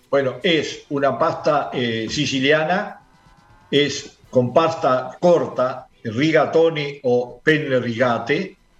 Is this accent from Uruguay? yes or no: yes; Uruguay; los uruguayos somos el primer consumidor mundial